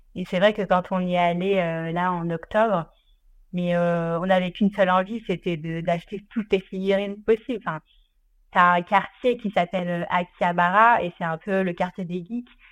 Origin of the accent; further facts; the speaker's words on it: Ardèche, Auvergne-Rhône-Alpes, France; j'ai grandi en Ardèche